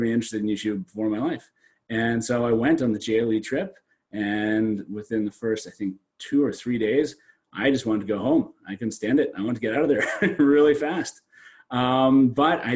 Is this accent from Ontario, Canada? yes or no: yes; Sault Ste. Marie, Ontario, Canada; now in Toronto, Canada; I came from a very small town. I come from Northern Canada, from a place called Sault Ste. Marie.